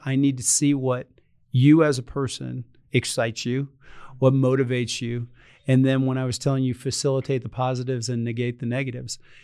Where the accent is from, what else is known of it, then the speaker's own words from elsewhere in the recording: Reidsville, North Carolina, United States; moved away; I grew up in this little town called Reedsville, North Carolina